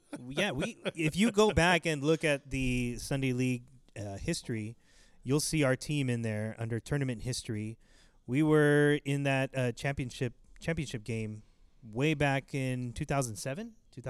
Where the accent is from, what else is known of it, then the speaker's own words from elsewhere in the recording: Inland Empire, Southern California, United States; we're from Southern California here in the good old Inland Empire.